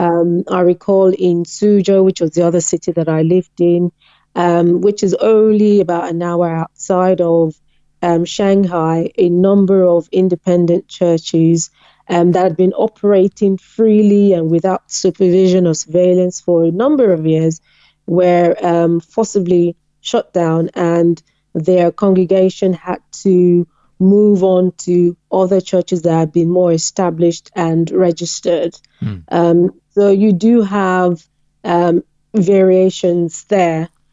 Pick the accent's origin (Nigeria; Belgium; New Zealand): Nigeria; Western Nigeria; moved away; also born or lived in China; I grew up in the western part um, of the countries, which was relatively peaceful and safe.